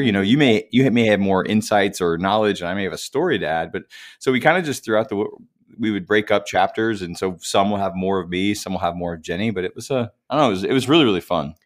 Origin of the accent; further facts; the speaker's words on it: Indiana, United States; now in Nashville, United States; I'm from Indiana originally, from the cornfields